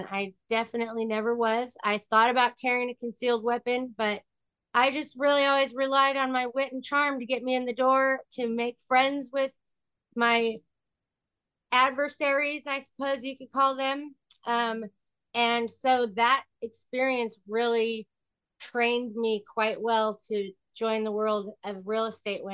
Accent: Sacramento, California, United States; I am from a little town in California called Sacramento

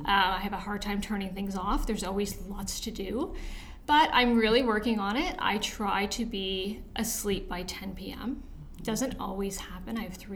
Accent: Toronto, Ontario, Canada; I actually moved around a lot, but for the most part, Scarborough and North York.

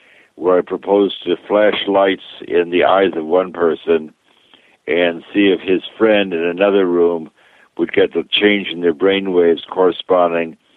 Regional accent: New York, United States; I grew up in New York doing magic on the stage.

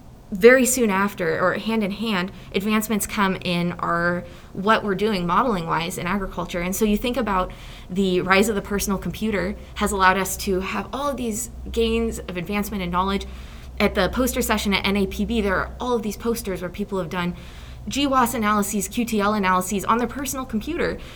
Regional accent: Nebraska, United States; I'm from Nebraska originally

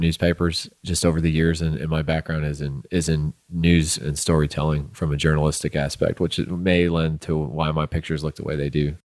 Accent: St. Louis, Missouri, United States; moved away as an adult; also born or lived in Southern Illinois; now in Midland, United States; I'm from Saint Louis, Missouri originally

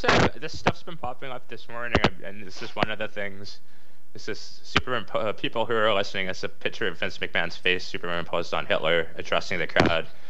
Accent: Canada; we're Canadian

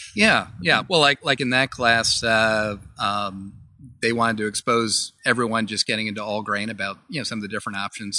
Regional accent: Vermont, United States; We're from Vermont

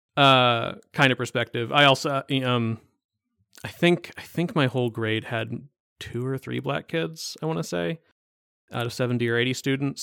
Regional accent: East Coast, United States; moved away; I'm from the East Coast

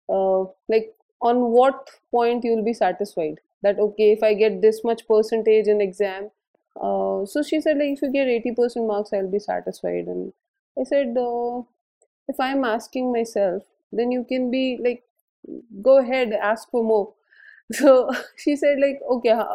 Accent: Jaipur, Rajasthan, India; I was born and brought up in Jaipur

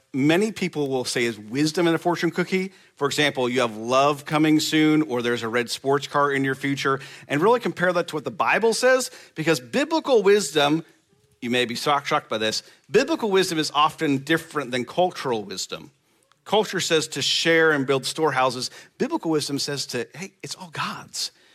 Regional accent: Nebraska, United States; moved away; I'm from Nebraska

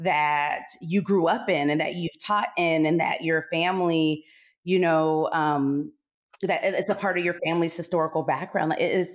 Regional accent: Okinawa, Japan; So yes, I grew up in Okinawa, Japan. I graduated from a DODIA school.

